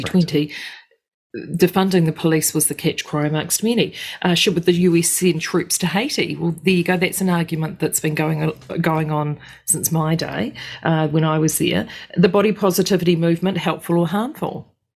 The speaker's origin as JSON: {"language": "English", "country": "New Zealand", "said": "as a Kiwi"}